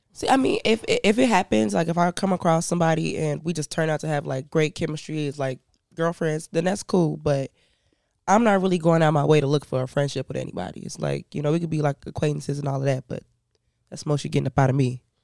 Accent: Chicago, Illinois, United States; also born or lived in Canada / Indiana / Ghana; I grew up in Chicago

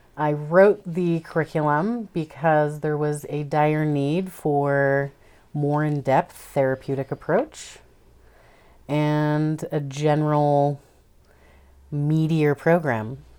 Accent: Idaho, United States; moved away; also born or lived in Tacoma, Washington / Everett, Washington / Virgin Islands; I was born in Idaho

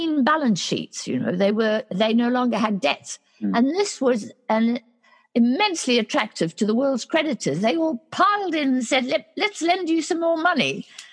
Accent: South Africa; my home country, South Africa

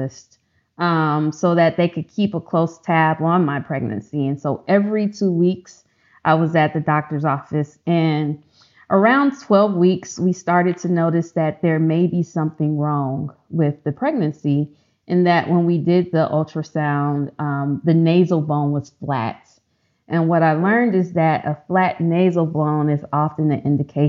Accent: Chicago, Illinois, United States; now in Texas, United States; Growing up in Chicago, I went to one of the lowest performing high schools

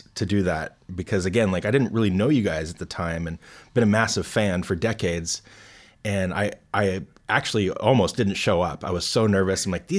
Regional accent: United States; as an American

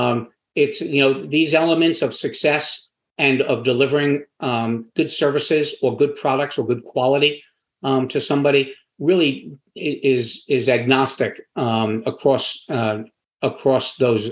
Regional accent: New York, United States; also born or lived in Florida; now in Wilmington, United States; I'm from New York, which is not a warm weather climate. But I moved very early on to Florida

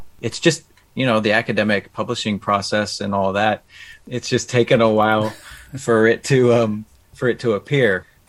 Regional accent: Midwest, United States; You know, growing up in the Midwest, it's interesting seeing those old Victorian mansions and stuff.

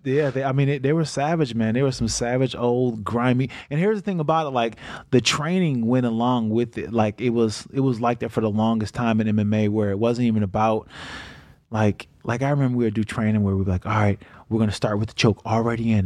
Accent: Niagara Falls, New York, United States; moved away; also born or lived in Michigan; I grew up in Niagara Falls

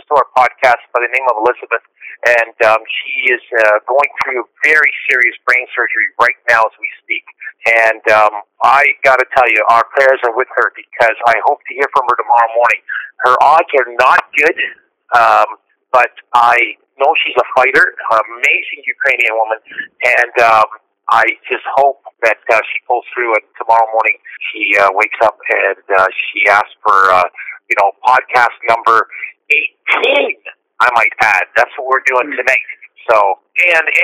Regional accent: Woodstock, Ontario, Canada; I'm sitting in Woodstock, Ontario, my hometown

